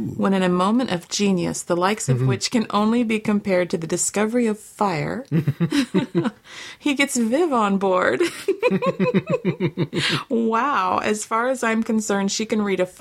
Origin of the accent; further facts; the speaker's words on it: United States; growing up in America